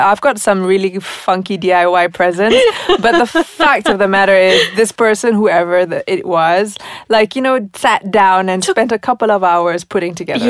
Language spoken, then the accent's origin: English; United States; moved away; I grew up in the States